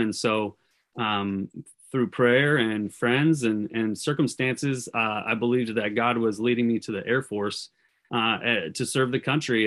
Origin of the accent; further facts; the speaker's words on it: California, United States; I grew up in California